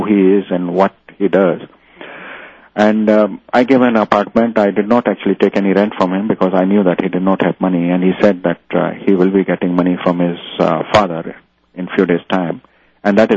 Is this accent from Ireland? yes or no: no; India; now in New Zealand; I come from India